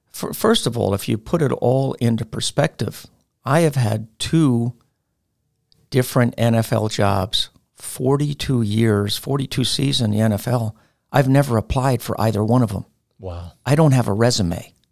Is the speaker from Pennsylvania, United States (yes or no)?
no; New York, United States; I'm from New York, New York.